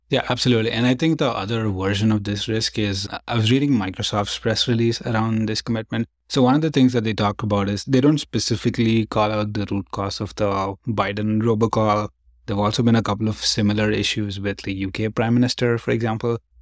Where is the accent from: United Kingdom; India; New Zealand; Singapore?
India; now in San Francisco, United States; I grew up in India